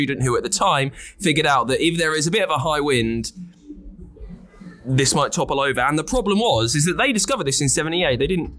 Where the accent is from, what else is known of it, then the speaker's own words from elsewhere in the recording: London, United Kingdom; So we're from London